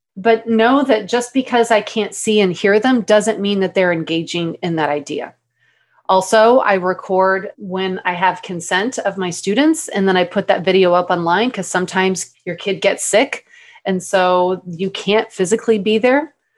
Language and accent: English; Texas, United States; moved away as an adult; also born or lived in Mississippi / Tucson, Arizona; if I was from Texas